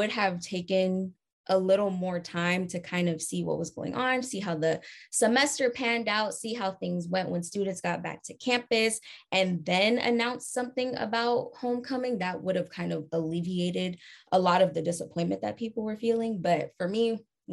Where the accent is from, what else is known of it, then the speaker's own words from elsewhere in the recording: California, United States; I'm from California